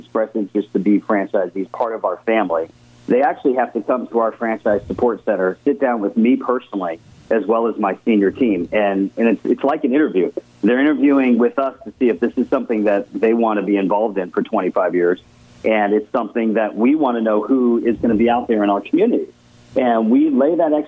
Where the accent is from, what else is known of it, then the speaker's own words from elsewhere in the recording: Connecticut, United States; I was born in Connecticut